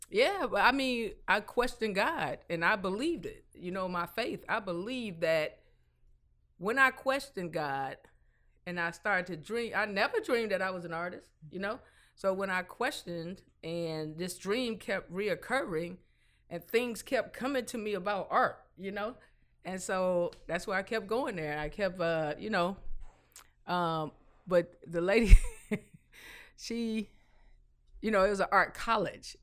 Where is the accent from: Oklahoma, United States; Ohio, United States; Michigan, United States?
Michigan, United States; Detroit; I'm from the East Side, I'm grown